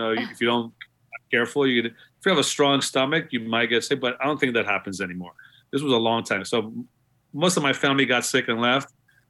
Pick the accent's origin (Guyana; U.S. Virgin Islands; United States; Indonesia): Guyana; born there; Yeah, I was born in Guyana. My parents were born in Guyana, their parents.